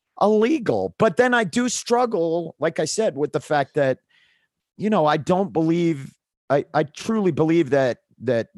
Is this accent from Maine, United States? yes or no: yes; Maine, United States; I grew up in the Northeast and in Maine